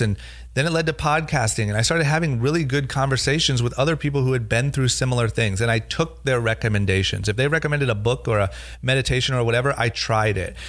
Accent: Coventry, Ohio, United States; now in Los Angeles, United States; growing up in Ohio, not going to college

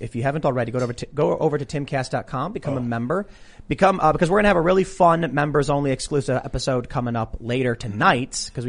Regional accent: Chicago, Illinois, United States; moved away; also born or lived in New Jersey side of the Philadelphia area; So we're all from Chicago.

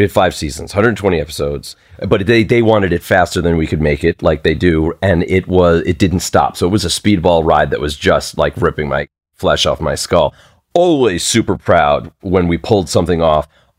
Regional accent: New York, United States; accent: Long Island accent; And when I grew up in Long Island, it was Carbonaro.

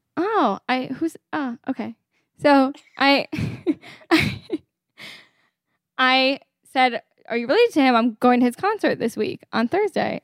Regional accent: Connecticut, United States; moved away as an adult; now in Kips Bay, New York, United States; I'm a year out of college. From Connecticut

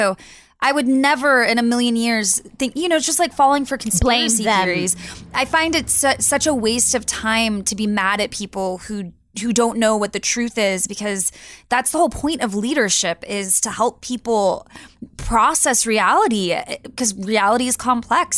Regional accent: Texas, United States; growing up, I'm from Texas, and you know, what it is now, it was nothing like that when I was a kid

